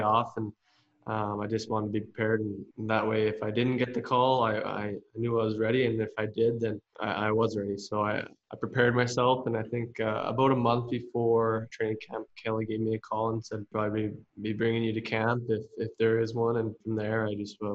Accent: Alberta, Canada; back to my hometown, or I guess not my home, my home province.

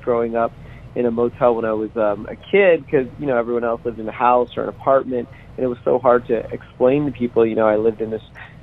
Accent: Las Vegas, Nevada, United States; I grew up on Fremont Street in the middle of Vegas

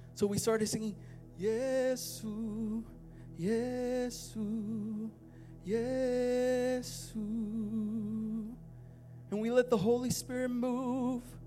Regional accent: Puerto Rico; I'm Puerto Rican

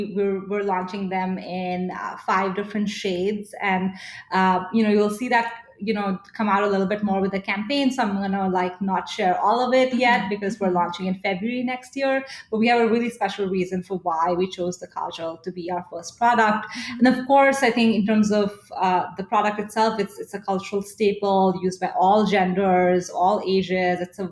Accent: Delhi, India; moved away; I grew up in Delhi in India

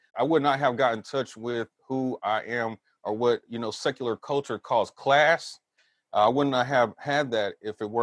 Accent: Southern California, United States; also born or lived in Texas / San Francisco Bay Area; now in Humboldt County, United States; I grew up in Southern California

